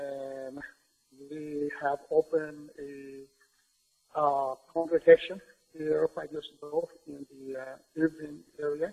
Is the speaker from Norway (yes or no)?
no; Nicaragua; also born or lived in Milwaukee, Wisconsin; now in United States; I am originally from Nicaragua, Central America. I have already become an American citizen. I've been here in this space for 38 years. Lived in Milwaukee, Wisconsin